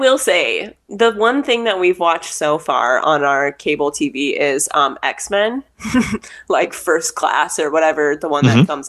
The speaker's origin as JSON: {"language": "English", "country": "United States", "also_born_or_lived": "Korea", "accent": "American", "said": "they can hear my American accent come through mm-hmm. the way that I speak Korean"}